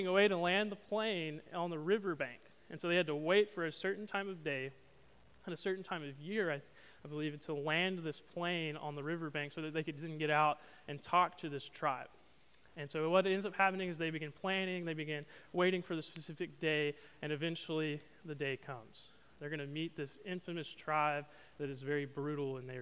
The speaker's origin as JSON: {"language": "English", "region": "Arkansas", "country": "United States", "moved": "as an adult", "lives_now": "Beaumont, United States", "said": "I'm from Arkansas"}